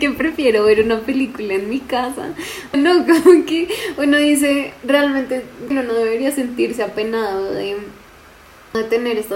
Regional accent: Colombia; Spanish is a second language; Yo tengo que soy colombiana, que soy vegana, psicóloga y que hablo inglés y español.

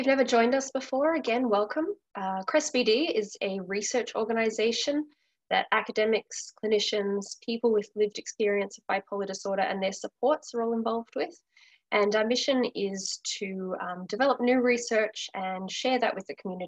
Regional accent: Australia; moved away as an adult; now in Vancouver, Canada; I'm originally from Australia.

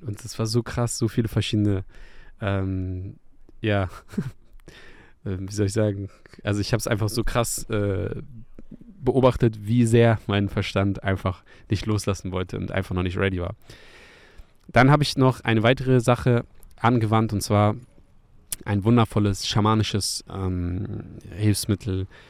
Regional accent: Hamburg, Germany; meine Heimatstadt Hamburg

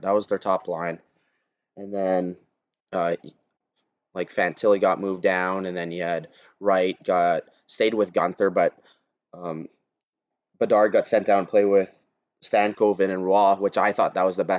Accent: Canada; as a Canadian

